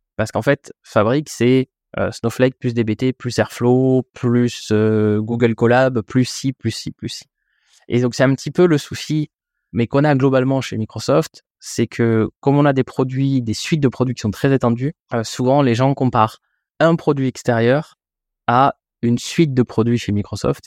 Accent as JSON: {"language": "French", "country": "France", "said": "en tant que Français"}